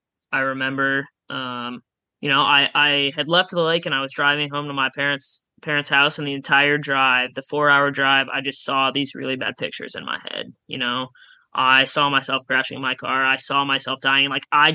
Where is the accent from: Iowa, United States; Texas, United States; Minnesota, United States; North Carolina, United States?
Iowa, United States; Oskaloosa; also born or lived in Jefferson City, Missouri; now in Des Moines, United States; I'm from Oskaloosa